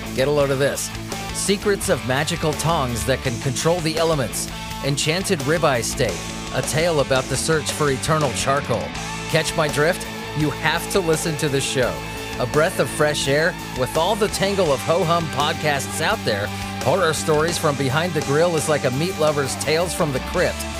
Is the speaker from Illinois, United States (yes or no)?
no; Southern California, United States; I grew up in Southern California.